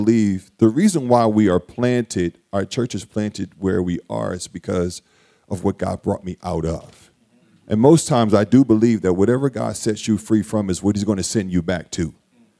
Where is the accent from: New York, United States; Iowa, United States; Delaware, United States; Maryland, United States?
Delaware, United States; Wilmington; So I grew up in Wilmington. I grew up in the projects of Wilmington, Delaware, in this South Wilmington and in North Wilmington